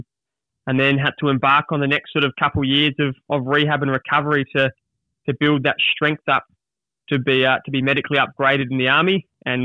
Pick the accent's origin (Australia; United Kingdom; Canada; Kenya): Australia; Adelaide, South Australia; I was back at my hometown in Adelaide